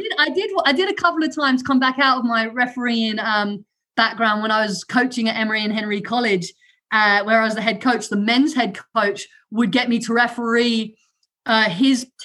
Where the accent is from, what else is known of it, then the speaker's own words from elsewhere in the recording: London, United Kingdom; accent: London; first language German; English is a second language; moved away; also born or lived in Germany / Southwest Virginia / England; We moved to London when I was younger with for my dad's job. I did not know any English except cheese, please. And I went to school in London and I decided I wanted to sound like those kids, copied their accent